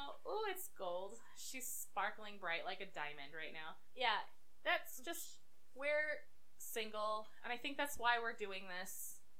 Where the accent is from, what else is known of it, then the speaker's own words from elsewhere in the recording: Arizona, United States; we're from Arizona